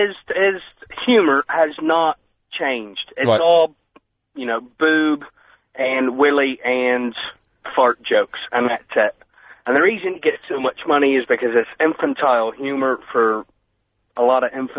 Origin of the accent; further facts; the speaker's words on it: United States; His show, you're right, because I'm originally from America.